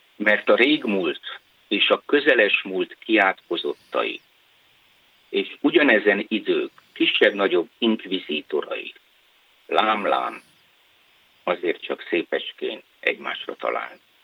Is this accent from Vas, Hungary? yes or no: yes; Körmend, Vas, Hungary; born or raised there; moved away as an adult; also born or lived in Budapest / Budakeszi